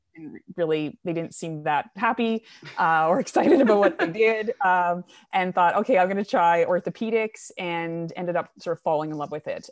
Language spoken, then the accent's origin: English; New Brunswick, Canada; moved away as an adult; also born or lived in Alberta; So I'm Canadian. Um, I grew up in Eastern Canada in a province called New Brunswick, so right above Maine, and, uh, grew up on a farm